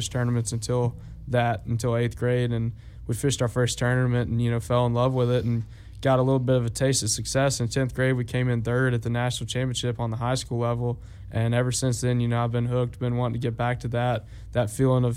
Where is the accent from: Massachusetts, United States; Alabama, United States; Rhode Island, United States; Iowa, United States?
Alabama, United States; Auburn; I grew up in Auburn